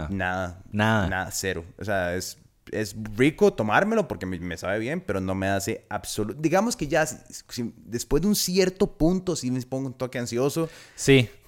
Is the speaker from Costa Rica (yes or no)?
yes; San José, Costa Rica; moved away as an adult; also born or lived in Los Angeles, United States; uno como tico